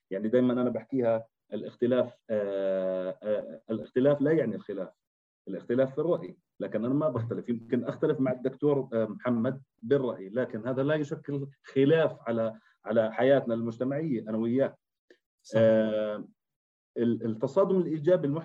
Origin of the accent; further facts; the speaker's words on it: Jordan; احنا كشباب اردني